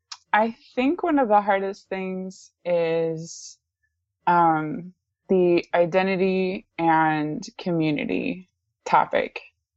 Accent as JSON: {"language": "English", "country": "DR Congo", "tie": "born or raised there", "said": "I am descended from Northwestern Europeans. I am a US citizen, and I was born and raised in Central Africa, primarily the Democratic Republic of Congo."}